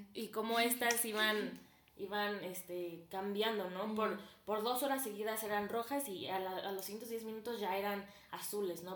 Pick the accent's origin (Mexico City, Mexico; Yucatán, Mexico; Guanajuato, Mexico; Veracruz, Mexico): Guanajuato, Mexico; Celaya; también tengo 19 años y soy de Celaya, Guanajuato